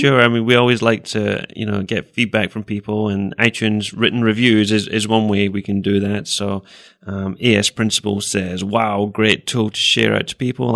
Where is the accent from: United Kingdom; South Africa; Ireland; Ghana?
United Kingdom; Scotland; moved away as an adult; also born or lived in England; now in Iowa, United States; I grew up in Scotland and spent most of my life there